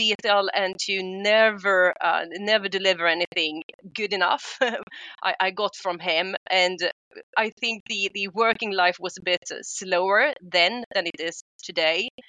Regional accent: Stockholm, Stockholm County, Sweden; I am Swedish. I'm from Stockholm, and I chose to stay in Stockholm

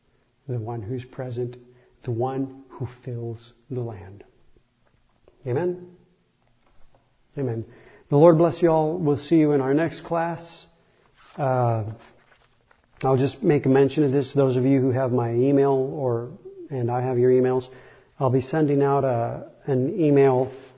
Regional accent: United States; also born or lived in Mexico; I'm an American as well.

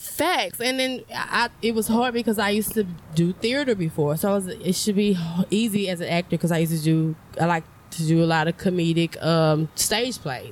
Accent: Port Arthur, Texas, United States; moved away; I'm from Port Arthur

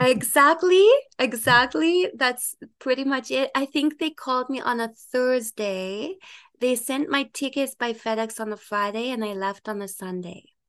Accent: Ottawa, Ontario, Canada; also born or lived in Dominican Republic / United Kingdom; I am from Ottawa

